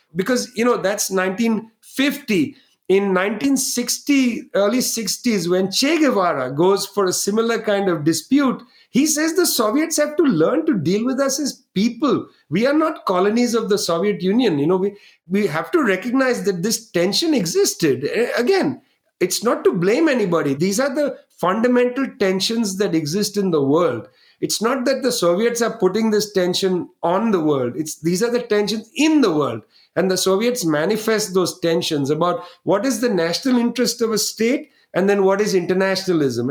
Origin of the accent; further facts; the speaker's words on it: West Bengal, India; from Bengal, where I was born